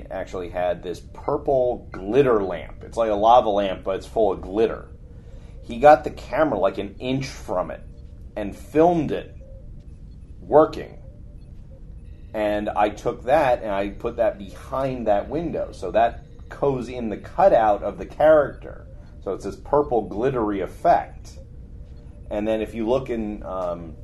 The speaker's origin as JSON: {"language": "English", "region": "New Jersey", "country": "United States", "said": "we're from Jersey."}